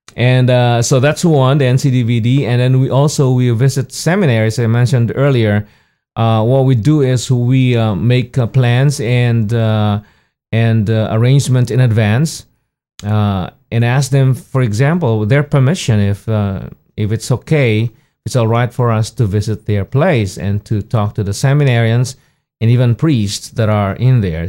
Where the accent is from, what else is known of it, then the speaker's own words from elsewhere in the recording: Philippines; moved away as an adult; now in United States; I was born in the Philippines